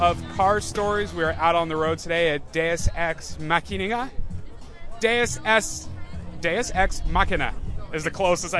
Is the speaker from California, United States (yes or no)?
yes; Inland Empire, Southern California, United States; I grew up in the Inland Empire in Southern California, so my German isn't too spot on.